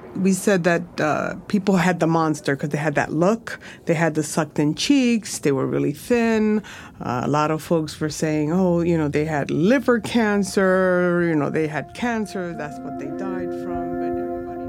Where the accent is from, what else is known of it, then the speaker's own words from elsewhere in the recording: New York City, New York, United States; I'm a Lower Sider girl, native New Yorker